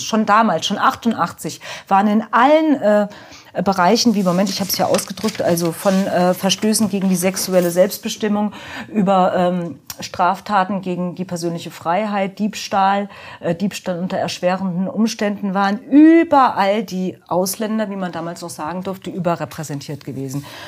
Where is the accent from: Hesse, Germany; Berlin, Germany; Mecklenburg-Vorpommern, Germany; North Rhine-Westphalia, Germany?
Hesse, Germany; Offenbach; ich bin in Offenbach groß geworden.